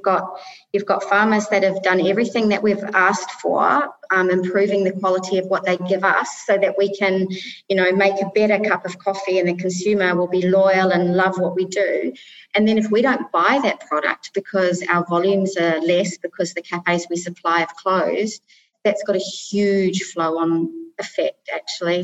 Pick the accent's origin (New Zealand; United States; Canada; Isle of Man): New Zealand; moved away as an adult; also born or lived in Middle East; now in United Arab Emirates; I'm originally from New Zealand and I've lived now for nearly 24 years, 23 and a half years in the Middle East.